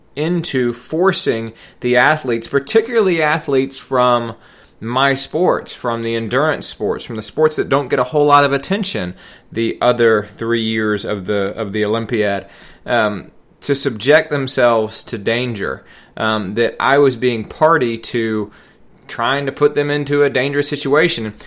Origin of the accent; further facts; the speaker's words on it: Atlanta, Georgia, United States; I grew up in the Metro Atlanta area in the nineteen eighties.